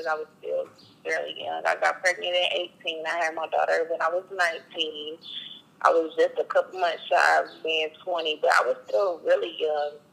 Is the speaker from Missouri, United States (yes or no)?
yes; Kansas City, Missouri, United States; I'm from Kansas City, Missouri